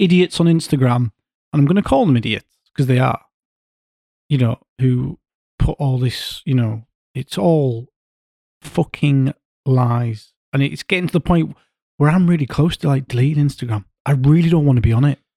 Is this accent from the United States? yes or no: no; Yorkshire and the Humber, United Kingdom; I'm from North